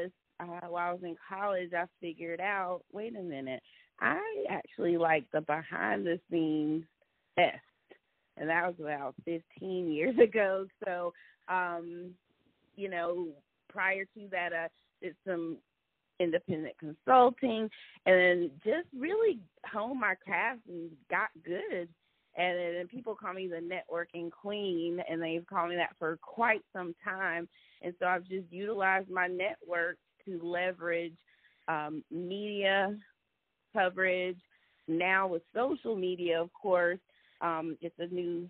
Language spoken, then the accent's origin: English; Durham, North Carolina, United States; also born or lived in Hollywood, California; I was born in Hollywood, California, but grew up in Durham, North Carolina.